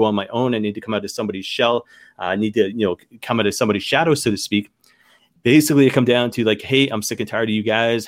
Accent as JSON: {"language": "English", "country": "Canada", "said": "as a Canadian boy"}